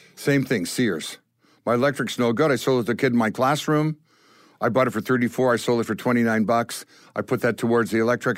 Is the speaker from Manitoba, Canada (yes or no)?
yes; Winnipeg, Manitoba, Canada; growing up in Winnipeg was amazing